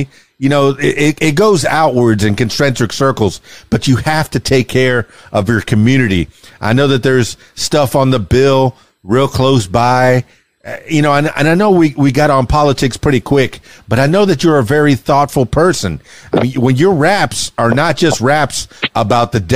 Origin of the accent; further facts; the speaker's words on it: the Florida Keys, South Florida, United States; I'm from South Florida, the Florida Keys.